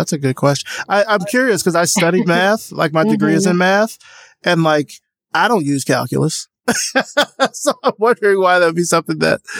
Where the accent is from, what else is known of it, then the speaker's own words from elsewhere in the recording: Deep South, United States; I grew up in the Deep South